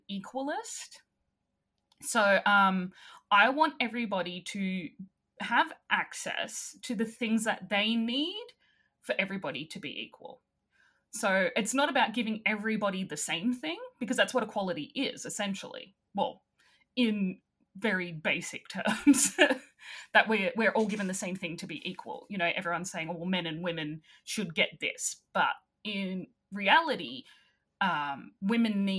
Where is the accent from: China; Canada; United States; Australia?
Australia; accent: Australian